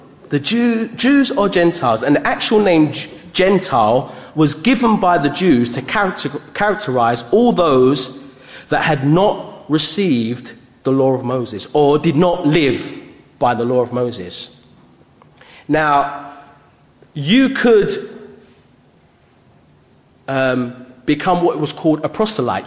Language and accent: English; United Kingdom; being born in Britain. I'm proud of being British, but having a Jamaican heritage